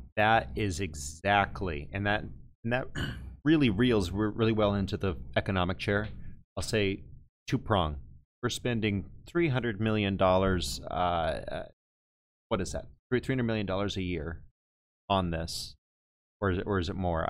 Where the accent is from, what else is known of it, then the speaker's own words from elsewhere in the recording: Texas, United States; I'm from Texas